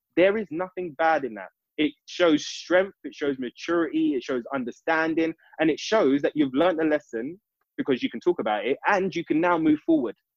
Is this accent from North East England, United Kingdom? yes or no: no; London, United Kingdom; I'm an East London boy, born in East in East London